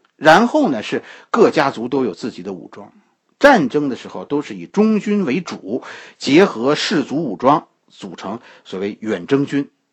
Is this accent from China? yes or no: yes; China; 我们中国人到现在都都有基本的礼节，讲究基本礼节。